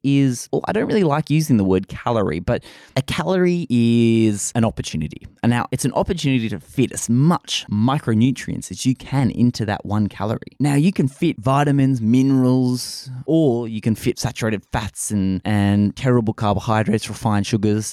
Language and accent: English; Australia; accent: bogan Australian; I am Australian